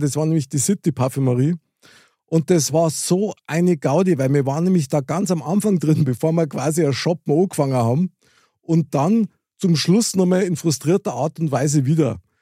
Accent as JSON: {"language": "German", "town": "Munich", "region": "Bavaria", "country": "Germany", "tie": "born or raised there", "said": "ich als Münchner Kindl"}